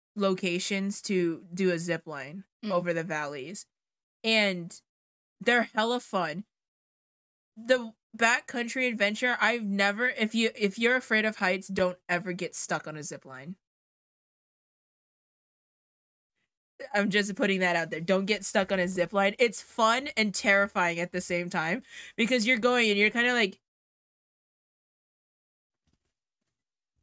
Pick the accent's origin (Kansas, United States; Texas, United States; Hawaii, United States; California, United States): Hawaii, United States; moved away; my home state, which is the big H-I, as it's not that big, but it's Hawaii